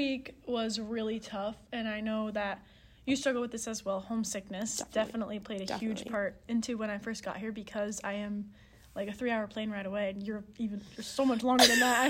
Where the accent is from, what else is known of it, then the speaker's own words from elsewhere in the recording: Connecticut, United States; moved away as an adult; now in Florida, United States; I came from Connecticut.